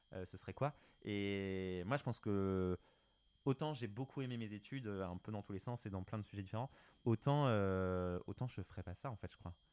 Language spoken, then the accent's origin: French; France; quand on est français